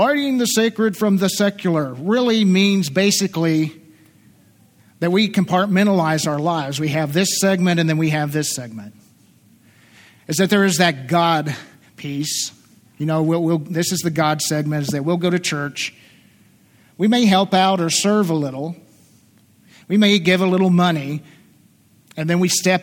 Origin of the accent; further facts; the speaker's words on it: southeastern Kentucky, United States; moved away; I'm from southeastern Kentucky originally. And I slip into my accent once in a while